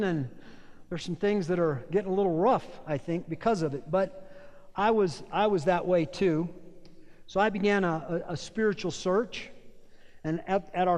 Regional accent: Las Cruces, New Mexico, United States; I was born in Las Cruces, New Mexico in 1958

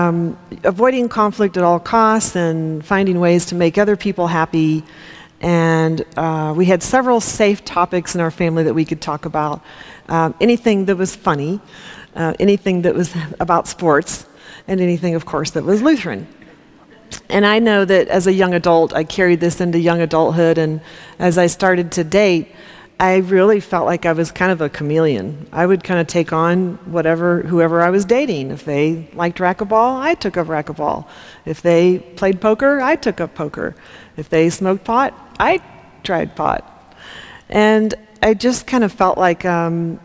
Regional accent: Topeka, Kansas, United States; I grew up in Topeka, Kansas in the 60s and 70s

